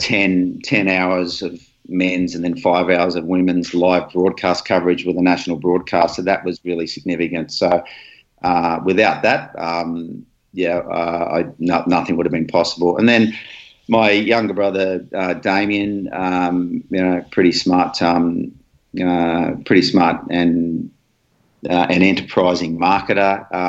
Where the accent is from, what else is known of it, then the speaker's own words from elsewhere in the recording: Australia; You know, being Aussie and New Zealand is the same, because we abbreviate everybody's name.